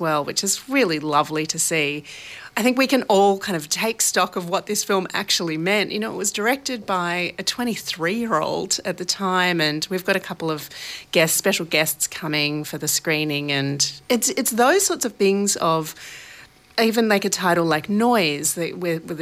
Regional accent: Sydney, New South Wales, Australia; now in Melbourne, Australia; I'm originally from Sydney

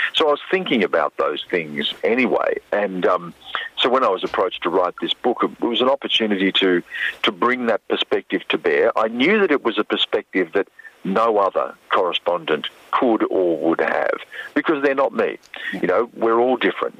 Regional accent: Australia; also born or lived in Hong Kong / Beijing; being an Australian, let alone an Indigenous Australian

